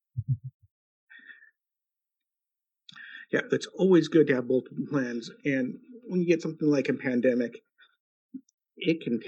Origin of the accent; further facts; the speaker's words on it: United States; I'm an American